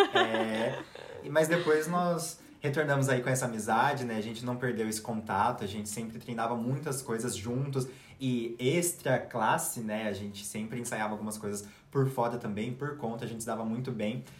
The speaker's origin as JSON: {"language": "Portuguese", "region": "São Paulo", "country": "Brazil", "moved": "yes", "lives_now": "Russia", "said": "eu sou de São Paulo"}